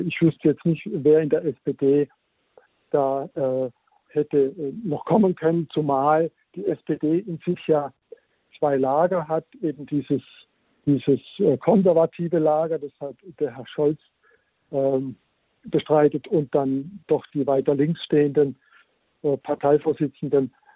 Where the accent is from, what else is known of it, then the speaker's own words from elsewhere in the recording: Germany; wir als Deutsche